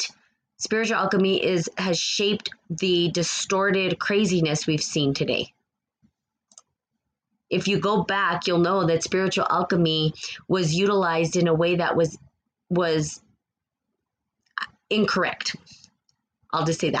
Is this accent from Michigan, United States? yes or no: no; New Mexico, United States; the accent that you're hearing is actually from New Mexico. Born and raised in New Mexico, the land of the aliens.